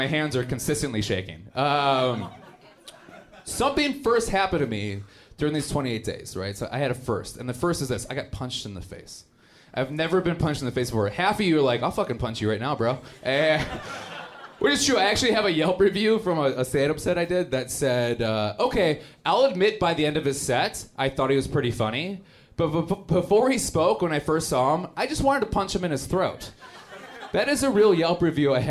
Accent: Milwaukee, Wisconsin, United States; accent: Wisconsin vernacular; I'm actually from Milwaukee, Wisconsin. That's where I grew up

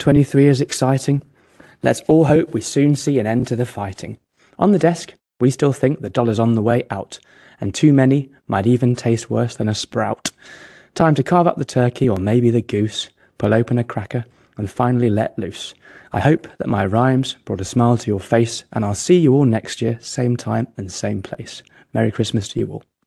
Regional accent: England, United Kingdom; now in Geneva, Switzerland; as an Englishman

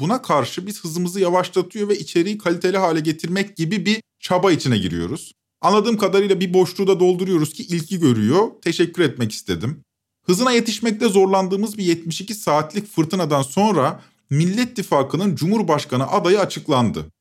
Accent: İzmir, Turkey; ben İzmir'de büyüdüm

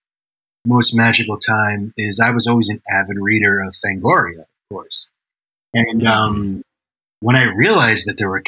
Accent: New York, United States; I'm Italian and I grew up in New York

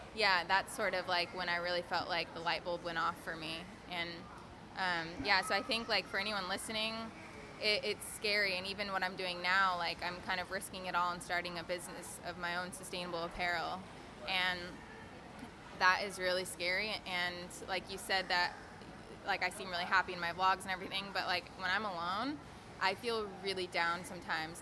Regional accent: Fresno, California, United States; moved away as an adult; also born or lived in Ventura, California / Australia; Fresno, which is four hours north in my hometown

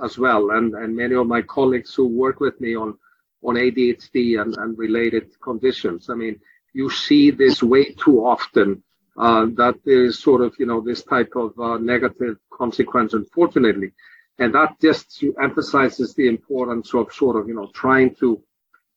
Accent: Iceland; now in Philadelphia, United States; I'm actually from Iceland myself

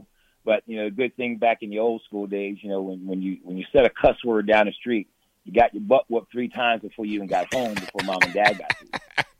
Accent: Camden, New Jersey, United States; moved away; also born or lived in Nebraska; But I grew up in Camden, New Jersey.

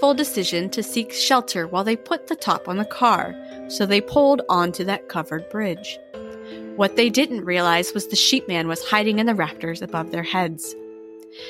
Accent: Waterford, Pennsylvania, United States; This is a local legend from my hometown

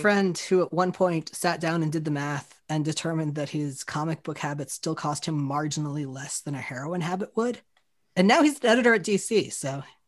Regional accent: Florida, United States; I grew up in Florida

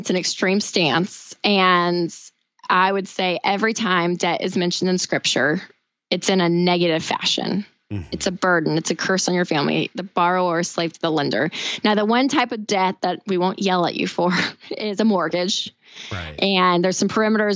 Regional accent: Tennessee, United States; I'm from Tennessee. I went to the University of Tennessee.

